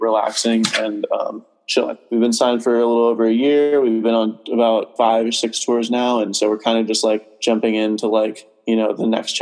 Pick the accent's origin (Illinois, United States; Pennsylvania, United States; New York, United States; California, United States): California, United States; near Mavericks; growing up there